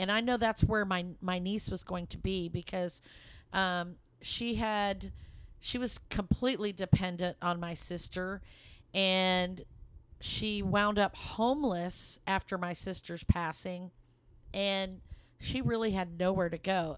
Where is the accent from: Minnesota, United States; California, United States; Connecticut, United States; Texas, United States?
Texas, United States; Lubbock; moved away as an adult; now in Dallas, United States; we're originally from the Lubbock, Texas area, and that's where my, um, in-laws lived, and that's where Mark and I were born and raised. And we live in the Dallas area now